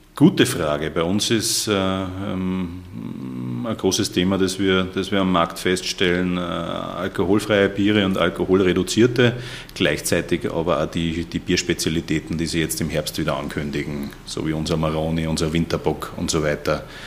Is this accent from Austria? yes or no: yes; Austria; das juckt uns relativ wenig in Österreich